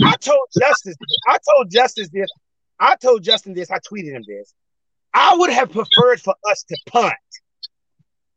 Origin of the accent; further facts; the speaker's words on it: Suffolk, Virginia, United States; my hometown, right here, Kings Fork